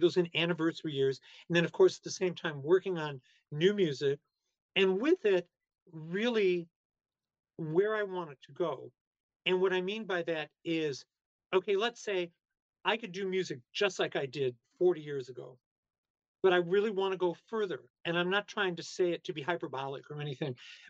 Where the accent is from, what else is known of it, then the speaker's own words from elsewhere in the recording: Chicago, Illinois, United States; I'm some weirdo from Chicago